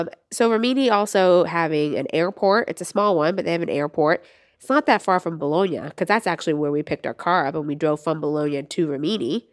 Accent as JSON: {"language": "English", "region": "Florida", "country": "United States", "tie": "born or raised there", "moved": "yes", "said": "I grew up in Florida"}